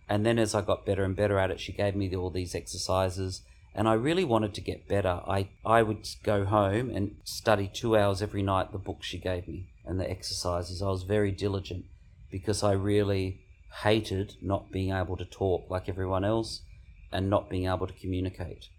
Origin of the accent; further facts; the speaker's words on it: Mildura, Victoria, Australia; I was born in Mildura in nineteen seventy, and I grew up on a grape property.